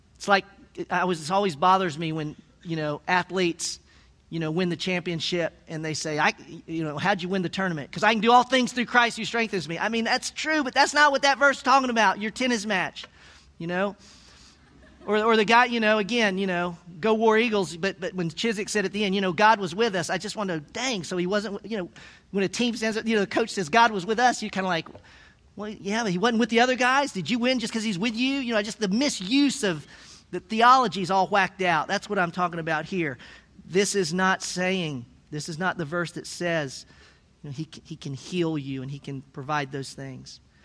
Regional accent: Tennessee, United States; I'm from Tennessee

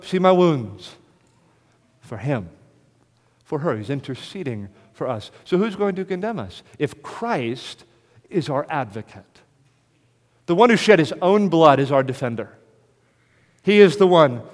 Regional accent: United States; accent: American; my American accent

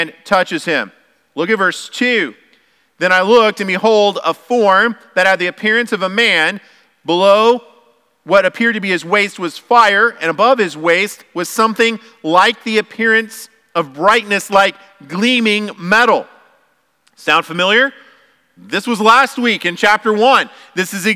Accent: United States; we're Americans

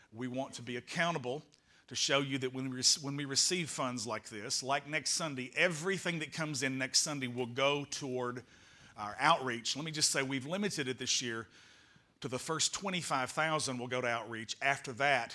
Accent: United States; I am an American

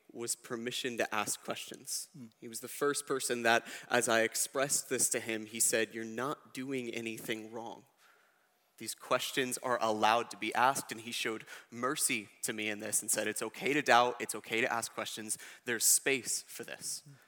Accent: United States; I was born in America

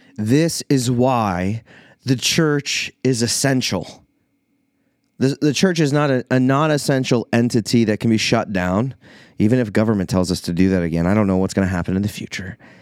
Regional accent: Iowa, United States; moved away as an adult; also born or lived in Minnesota; now in Illinois, United States; I am an Iowa boy. I, I, technically I was born in Minnesota, and so I feel like I've never totally been able to claim that I'm an Iowa native, but I've been there for basically my entire life

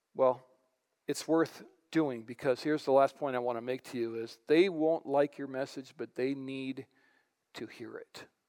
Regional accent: White Bear Lake, Minnesota, United States; I grew up in White Bear Lake

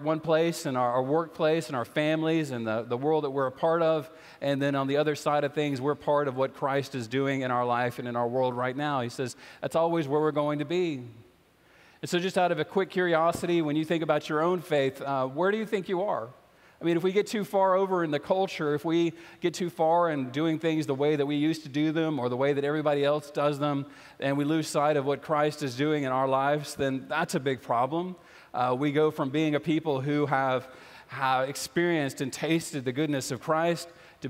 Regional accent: South Louisiana, United States; I grew up in South Louisiana

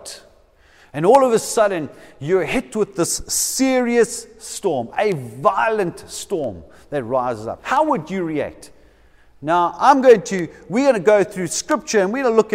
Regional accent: Durban, KwaZulu-Natal, South Africa; now in Cape Town, South Africa; I come from Durban. For some of you who didn't know that, I come from Durban.

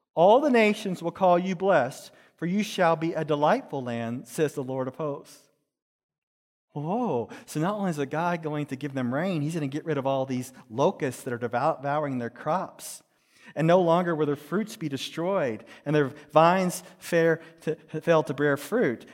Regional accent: Dallas, Texas, United States; I grew up in Texas in a place called Dallas, in a certain place called Pleasant Grove.

